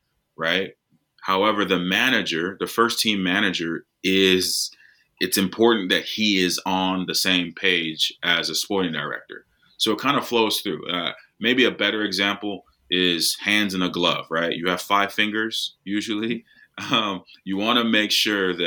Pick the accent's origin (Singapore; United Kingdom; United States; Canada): United States; I'm American